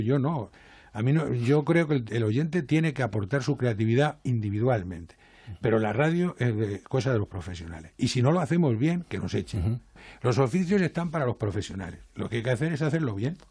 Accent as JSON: {"language": "Spanish", "country": "Spain", "also_born_or_lived": "Jerez", "moved": "as an adult", "lives_now": "Madrid, Spain", "said": "yo soy castellano"}